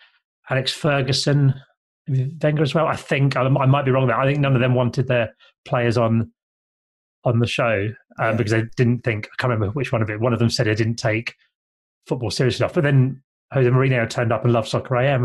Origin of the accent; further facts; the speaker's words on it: Kent, South East England, United Kingdom; I grew up in Kent in the 1980s